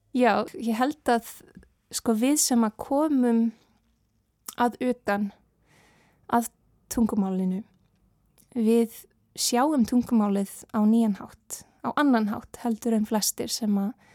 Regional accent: Canada; Icelandic is a second language; now in Iceland; sarmneska var fyrsta mál, máli mitt og en ég ólst upp í Kanada

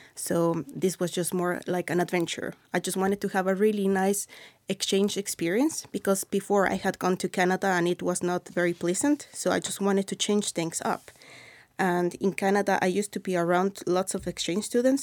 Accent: Mexico City, Mexico; English is a second language; moved away as an adult; now in Iceland; I am from Mexico City

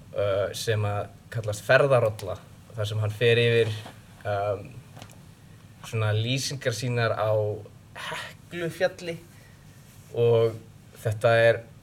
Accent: Kópavogur, Capital Region, Iceland; moved away as an adult; also born or lived in Reyðarfjörður, Iceland / New York, United States / Connecticut, United States; now in Princeton, United States; Ég er 28 ára úr Kópavæðinum reyndar fættist á reðafyrði en flutti í höfbrukarsvæði þegar ég var 6 ára

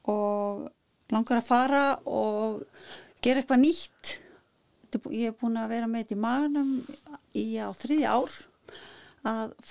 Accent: Iceland; það sést ofti ekki að ég er Íslendingur

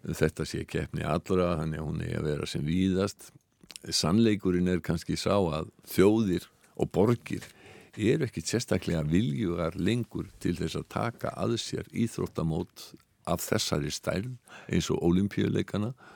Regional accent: Iceland; við erum Íslendingar

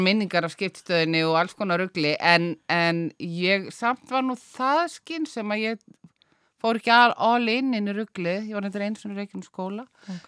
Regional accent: Reykjavík, Capital Region, Iceland; moved away as an adult; also born or lived in Paris; Ég er úr Reykjavík, eh, ég fætt í Reykjavík

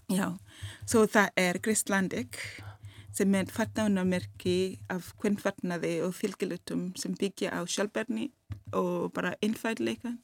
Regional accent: Kisumu, Kisumu County, Kenya; Icelandic is a second language; moved away as an adult; now in Iceland; ég er komin frá Kenya og þegar ég var, ég var þangar til ég var átt ára var svona, við varum alltaf að flytja svona svo þegar ég var átt ára þá komum við í Kisumu þar, þar sem ég ólst upp

